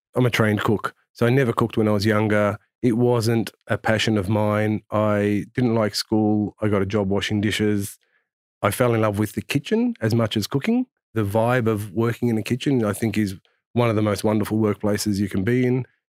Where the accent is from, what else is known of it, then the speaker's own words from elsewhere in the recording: Australia; growing up in Australia